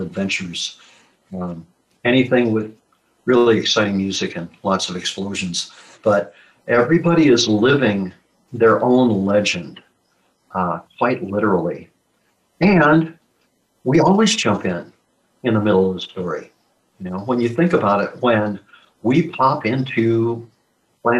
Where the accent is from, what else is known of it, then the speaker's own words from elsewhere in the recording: Midwestern United States, United States; I was born and raised in the Midwestern United States